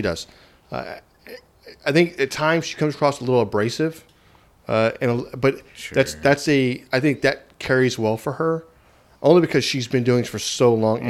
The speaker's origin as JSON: {"language": "English", "region": "Texas", "country": "United States", "said": "I'm from Texas."}